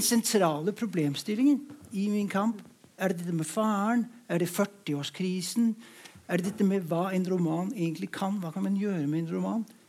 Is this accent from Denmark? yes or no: yes; Denmark; moved away; Jeg kommer fra Danmark